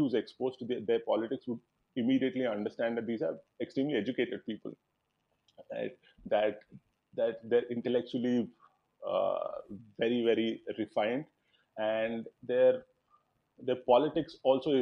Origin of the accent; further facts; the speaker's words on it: Visakhapatnam, Andhra Pradesh, India; I come from Vizag. It's in the northern coast of Andhra.